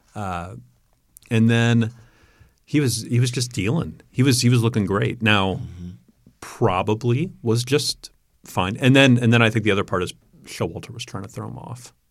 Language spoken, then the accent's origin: English; New York, United States; growing up in New York